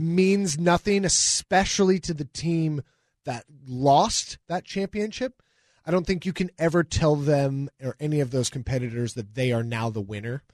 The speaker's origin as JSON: {"language": "English", "town": "Newcastle", "region": "Washington", "country": "United States", "said": "I'm from the East Side. I'm from Newcastle."}